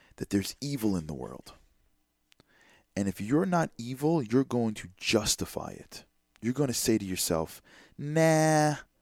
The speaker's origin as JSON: {"language": "English", "country": "United States", "said": "as an American"}